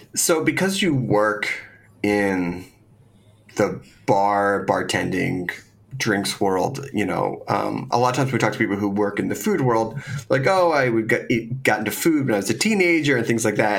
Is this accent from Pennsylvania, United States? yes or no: yes; Philadelphia, Pennsylvania, United States; I grew up in Philadelphia